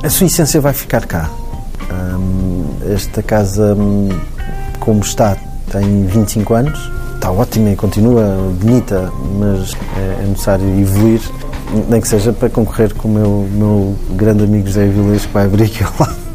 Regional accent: Cascais, Lisbon, Portugal; moved away as an adult; also born or lived in Madeira; Eu sou amigo do Zé desde pequenino. Fomos, estamos a mesma idade, somos de Cascais, fomos vizinhos, os nossos pais já eram amigos

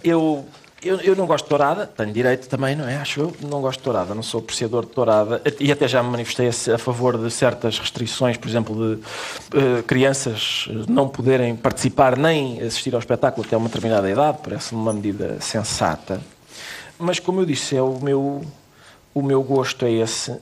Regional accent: Minho, Portugal; o Minho muito verdinho, de onde eu sou

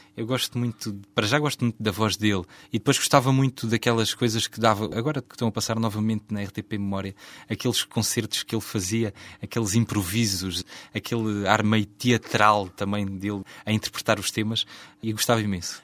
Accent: Beja, Alentejo, Portugal; born or raised there

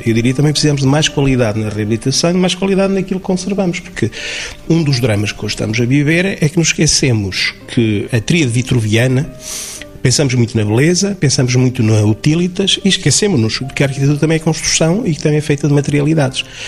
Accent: Chaves, Norte, Portugal; minha terra, enfim, eu sou de Chaves

